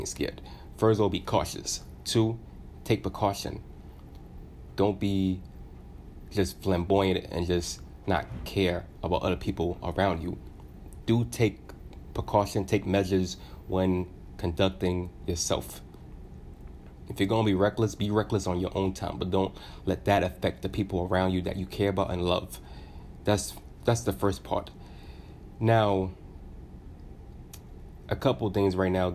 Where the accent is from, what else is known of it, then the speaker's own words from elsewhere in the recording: United States; it's embarrassing as an American. I live in America.